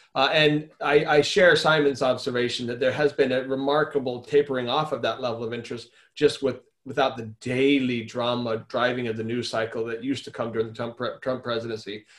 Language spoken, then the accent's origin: English; Arizona, United States; my home state of Arizona